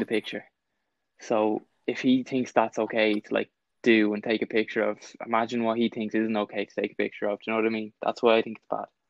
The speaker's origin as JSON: {"language": "English", "country": "Ireland", "said": "as an Irish person"}